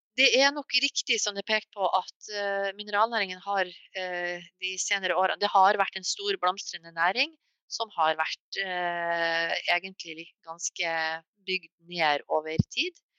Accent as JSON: {"language": "Norwegian", "town": "Mo i Rana", "region": "Nordland", "country": "Norway", "said": "Jeg kommer selv fra Mo i Rana"}